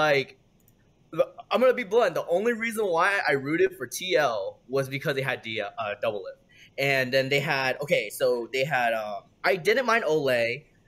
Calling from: California, United States; The Bay Area.

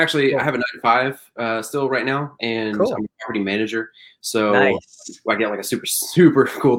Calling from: Austin, Texas, United States; I'm in Austin, Texas.

